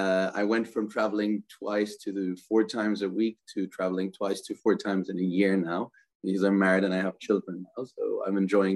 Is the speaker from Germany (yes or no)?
yes; Germany; moved away as an adult; now in Dubai, United Arab Emirates; I'm a Palestinian, born and raised in Germany, started my life as a consultant, lived in 9 countries over the last probably 11, 12 years and worked in 23 of them.